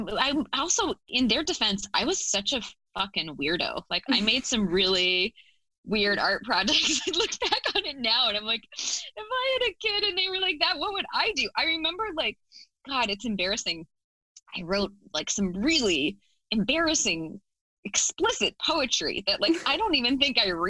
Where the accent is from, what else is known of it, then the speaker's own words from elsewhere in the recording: Fort Collins, Colorado, United States; moved away; I grew up in Fort Collins, Colorado, which is like a medium-sized town north of Denver, Colorado